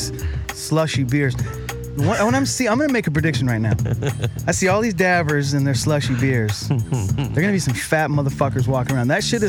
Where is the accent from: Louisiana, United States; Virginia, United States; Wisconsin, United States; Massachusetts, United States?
Massachusetts, United States; Boston; moved away as an adult; now in California, United States; Yeah, from Boston.